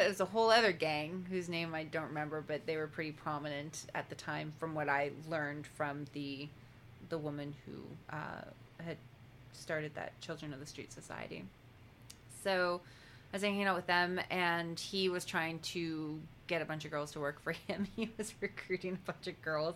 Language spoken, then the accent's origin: English; Langley, British Columbia, Canada; my hometown Langley